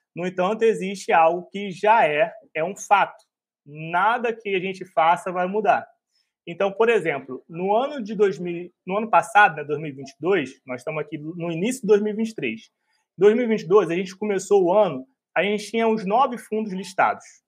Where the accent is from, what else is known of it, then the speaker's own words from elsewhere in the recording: Rio de Janeiro, Brazil; eu sou um carioca